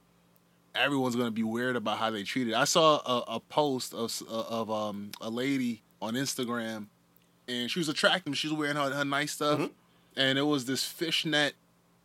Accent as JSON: {"language": "English", "region": "Northeast", "country": "United States", "said": "being Northerners, man, we're from the Northeast."}